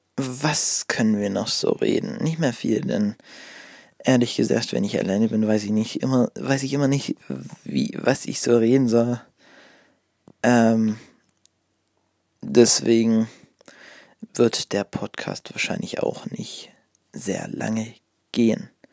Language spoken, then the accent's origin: German; Ore Mountains, Saxony, Germany; bei uns im Erzgebirge